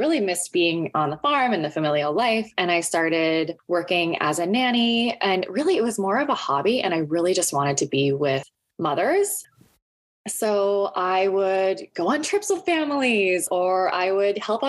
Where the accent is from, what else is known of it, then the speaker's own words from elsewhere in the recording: North Dakota, United States; moved away as an adult; also born or lived in New York City; now in Toronto, Canada; I was raised in North Dakota on a farm